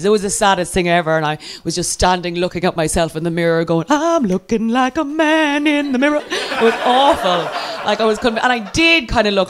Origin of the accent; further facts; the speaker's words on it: Ireland; I'm Irish and therefore from the U fucking K